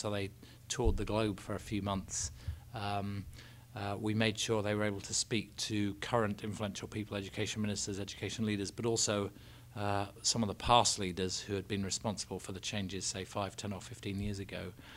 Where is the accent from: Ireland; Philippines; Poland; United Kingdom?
United Kingdom; England; I'm English.